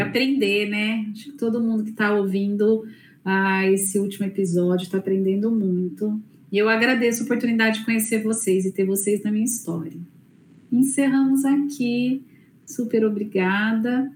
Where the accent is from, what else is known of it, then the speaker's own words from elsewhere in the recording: Brazil; como brasileira, como cidadã